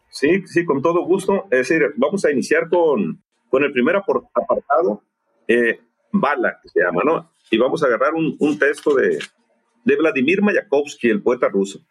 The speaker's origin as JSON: {"language": "Spanish", "town": "Guasave", "region": "Sinaloa", "country": "Mexico", "tie": "born or raised there", "moved": "yes", "said": "estaba en Guasave, Sinaloa, en, mi ciudad natal"}